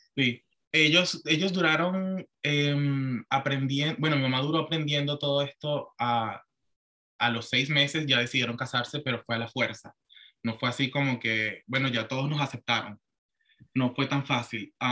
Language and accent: Spanish; Venezuela; moved away as an adult; now in Florida, United States; yo me crié en Venezuela y pues mi mamá también es venezolana